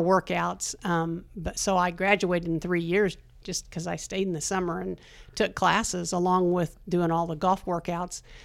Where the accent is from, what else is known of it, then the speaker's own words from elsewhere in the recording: East Germantown, Indiana, United States; moved away as an adult; now in Randolph County, United States; I grew up in Wayne County. Uh, grew up in a little town of East